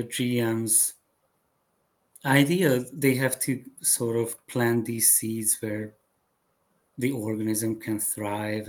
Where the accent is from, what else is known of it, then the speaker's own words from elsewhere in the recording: Hungary; English is a second language; moved away as an adult; also born or lived in Chicago, United States; now in United States; When I was growing up in Hungary